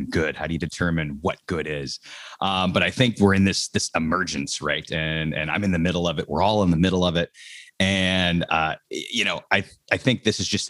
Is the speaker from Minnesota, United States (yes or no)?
yes; Minneapolis, Minnesota, United States; moved away as an adult; also born or lived in Miami; born and raised in Minneapolis, Minnesota, up in the cold, cold north